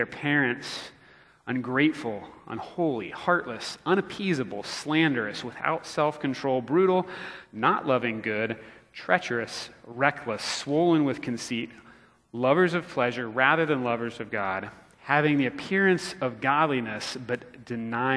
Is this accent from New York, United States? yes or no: no; Florida, United States; now in Missouri, United States; growing up in Florida